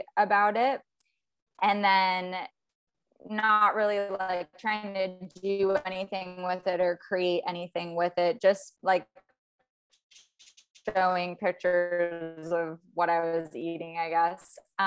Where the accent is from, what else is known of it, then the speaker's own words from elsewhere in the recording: South Florida, United States; also born or lived in Virginia; And I'm from Virginia originally, but I pretty much grew up in South Florida and I'm still in Florida